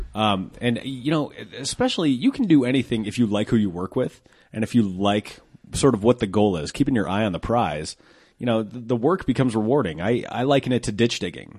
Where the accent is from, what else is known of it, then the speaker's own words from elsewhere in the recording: Colorado, United States; I'm from Colorado